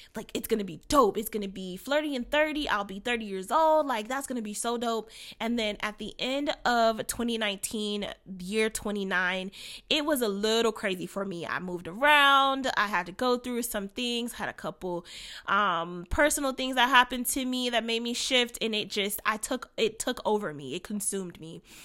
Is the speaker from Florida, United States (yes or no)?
yes; Orlando, Florida, United States; now in Cleveland, United States; I am coming to you from Cleveland, Ohio. I'm originally from Orlando, Florida